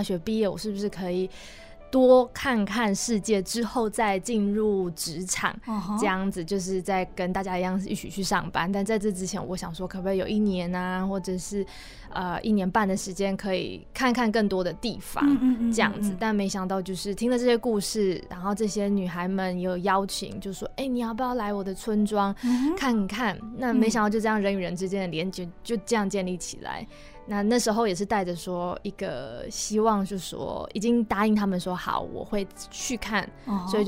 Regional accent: Taichung, Taiwan; also born or lived in Taipei; 因为我本身是台中人

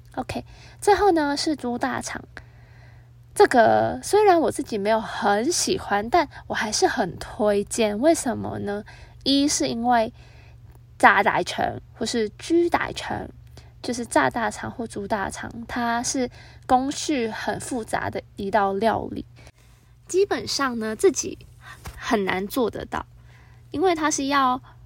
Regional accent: Hong Kong; now in Taiwan; 我自己觉得是作为香港人可以接受的味道。

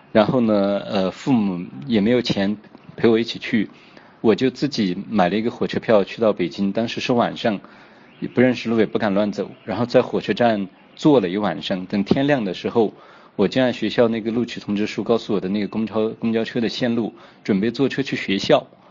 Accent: Xuanwei, Yunnan, China; 我从小是在农大的，呃，后来因为上了大学，有了工作以后呢，现在我的工作也是在农村

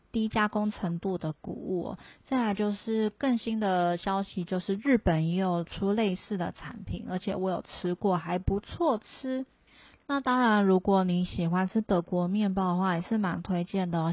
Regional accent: Taiwan; moved away as an adult; also born or lived in Germany; 我们台湾人就是，像我以前在台湾是不会做菜的

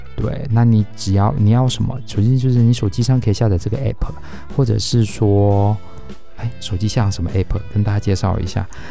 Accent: Taiwan; 我们是台湾人，我们活在台湾

